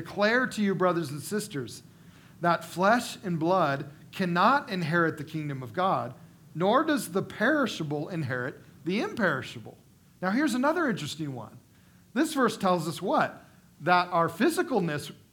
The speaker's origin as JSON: {"language": "English", "country": "United States", "said": "as American people living in the wealthiest country in the world"}